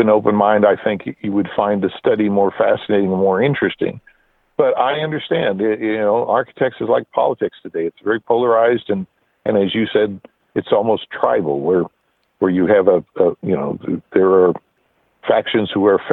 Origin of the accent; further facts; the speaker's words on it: Nebraska, United States; I grew up in Nebraska